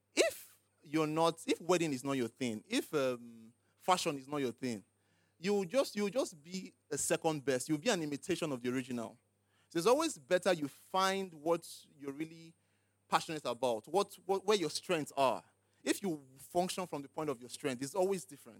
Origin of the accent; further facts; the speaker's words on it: Lagos, Nigeria; also born or lived in Abia State / Enugu State; I grew up in Lagos, but went to school in the East